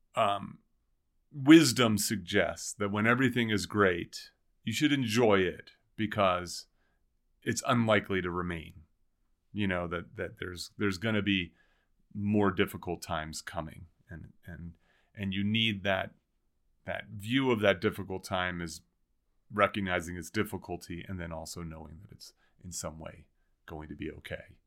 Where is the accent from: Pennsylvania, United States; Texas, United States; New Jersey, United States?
New Jersey, United States; now in Boulder, United States; We grew up in New Jersey